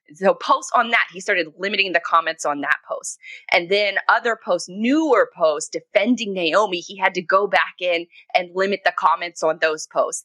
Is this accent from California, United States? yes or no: no; Jacksonville, Florida, United States; my hometown of Jacksonville, Florida